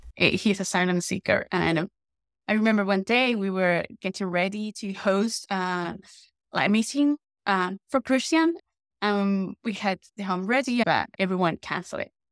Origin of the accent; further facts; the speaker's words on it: Guatemala; moved away as an adult; also born or lived in Spain; now in London, United Kingdom; I'm from Guatemala and I grew up in Guatemala and in Spain. I moved to the U K in two thousand nineteen